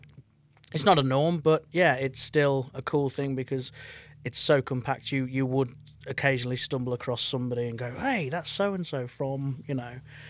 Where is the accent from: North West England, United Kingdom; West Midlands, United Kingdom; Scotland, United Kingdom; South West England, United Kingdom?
West Midlands, United Kingdom; Birmingham; now in United States; Birmingham, England, yeah.